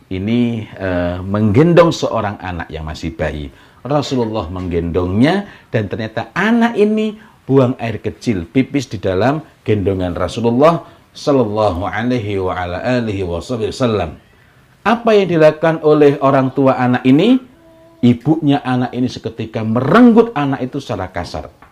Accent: East Java, Indonesia; moved away; Tetapi ketika saya dari Jawa Timur kemudian bermukim di sini, maka saya harus paham mengenai Eh, budaya di sini agar tidak menimbulkan masalah yang tidak perlu. Nah, tegasnya orang Jawa Timur berbeda dengan tegasnya orang Sulawesi.

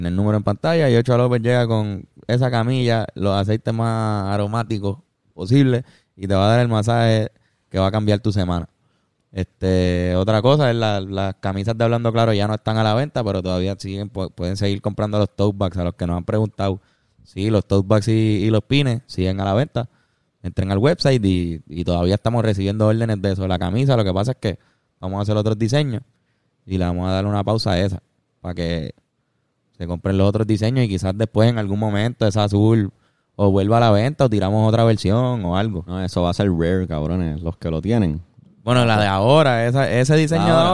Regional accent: Cuba; moved away; Es que no, no, somos cubanos y no estamos viviendo en Cuba ahora mismo.

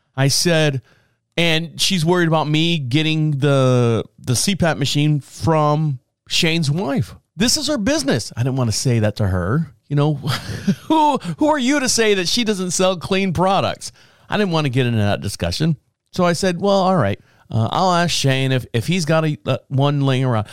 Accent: Orlando, Florida, United States; now in Marshville, United States; where I grew up in Orlando

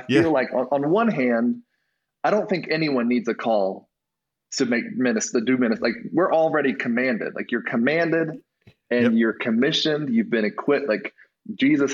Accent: North Carolina, United States; moved away as an adult; now in Utah, United States; I grew up in North Carolina

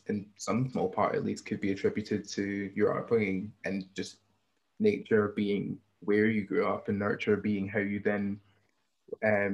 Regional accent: Hamilton, Scotland, United Kingdom; I also grew up in South Lanarkshire, but I grew up in Hamilton

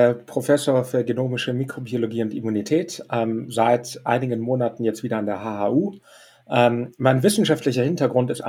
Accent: Düsseldorf, North Rhine-Westphalia, Germany; ich meine, wir sind alle äh, Düsseldorfer und Rheinländer.

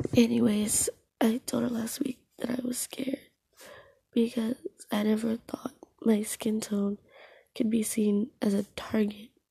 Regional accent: United States; also born or lived in Jamaica; I was raised here

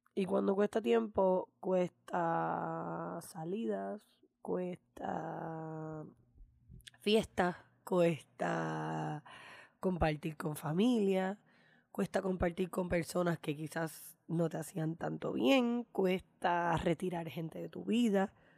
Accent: Puerto Rico; como puertorriqueña de este PR colonial

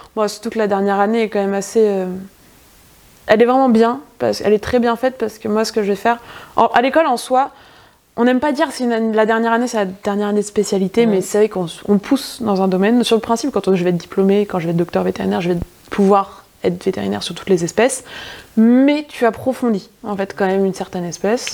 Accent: Touraine, north of Indre-et-Loire, near Bourgueil, Centre-Val de Loire, France; Touraine, euh, nord de l'Indre-et-Loire. Euh, concrètement, je suis à 10 minutes au-dessus de Bourgueil

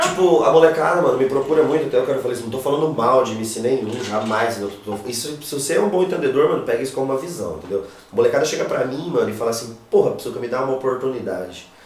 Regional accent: Foz do Iguaçu, Paraná, Brazil; now in Cascavel, Brazil; eu nasci em Foz do Iguaçu, entendeu? Eu morei 18 anos em Foz do Iguaçu.

